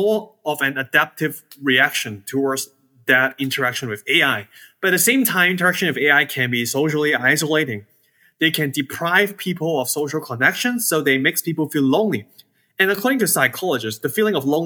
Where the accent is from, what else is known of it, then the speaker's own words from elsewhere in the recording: Hong Kong; now in Georgia, United States; I was born and raised in Hong Kong